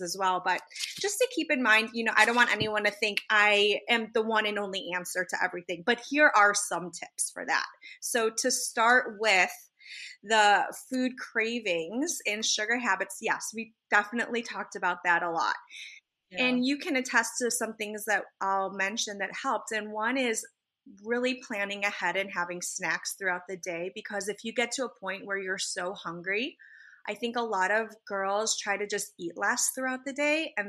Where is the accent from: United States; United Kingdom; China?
United States; Chicago, Illinois; now in Los Angeles, United States; I live in California in Los Angeles where we met, but I'm actually from Chicago